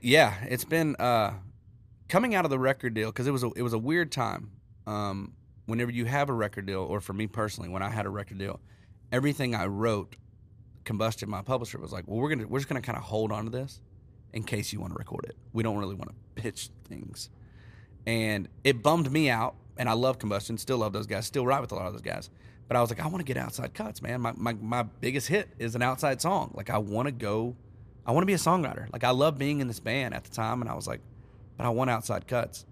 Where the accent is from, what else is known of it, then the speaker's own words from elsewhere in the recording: Texas, United States; moved away as an adult; now in Nashville, United States; growing up in Texas